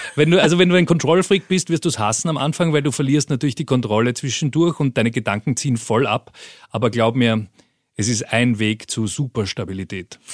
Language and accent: German; Vienna, Austria; moved away as an adult; also born or lived in Peru / Colombia; ich bin ganz unspektakulär in Wien geboren